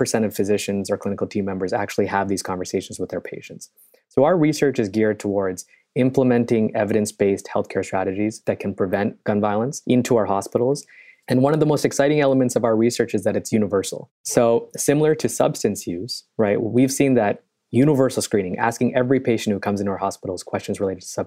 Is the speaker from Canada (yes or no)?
yes; Canada; moved away as an adult; also born or lived in Chicago / New York; I am originally Canadian. And I came to Chicago many years ago